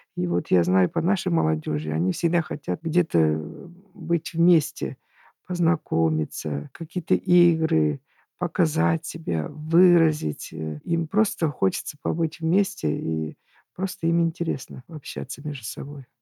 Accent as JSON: {"language": "Russian", "region": "Urals", "country": "Russia", "tie": "born or raised there", "also_born_or_lived": "Tatarstan", "moved": "yes", "said": "Я сама выросла на Урале"}